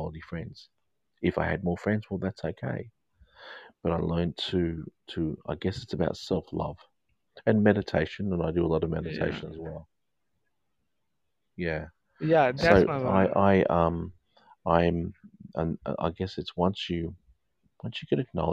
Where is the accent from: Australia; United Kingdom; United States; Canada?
United Kingdom; England; I'm English. I follow the English cricket team.